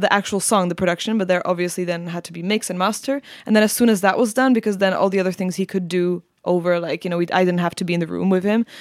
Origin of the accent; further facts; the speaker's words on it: Prague, Czechia; moved away as an adult; now in London, United Kingdom; even though I'm Czech, uh, completely, like, my parents are Czech and everything, I grew up in Prague